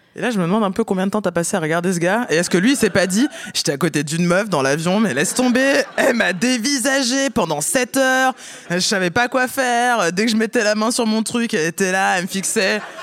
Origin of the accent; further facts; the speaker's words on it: countryside near Lyon, Auvergne-Rhône-Alpes, France; je viens de la campagne